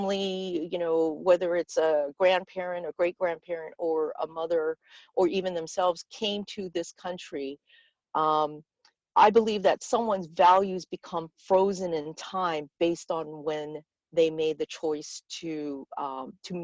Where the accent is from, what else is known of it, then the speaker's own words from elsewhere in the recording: California, United States; someone like me who was born and raised here in the U.S.